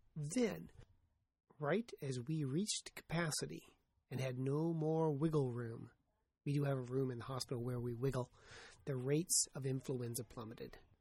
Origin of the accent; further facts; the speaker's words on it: United States; I'm an American.